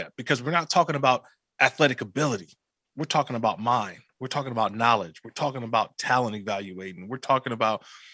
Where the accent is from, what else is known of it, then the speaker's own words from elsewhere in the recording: Bay Area, California, United States; I grew up in the Bay Area.